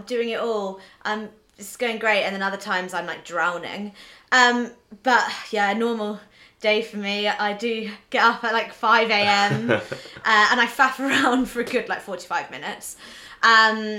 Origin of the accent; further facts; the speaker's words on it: Norwich, East of England, United Kingdom; I have Norwich 10K, which is my local hometown 10K